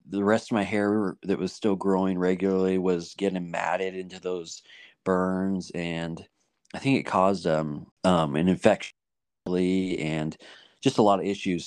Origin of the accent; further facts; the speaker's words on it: Washington, United States; moved away; also born or lived in Montana; I used to live in Washington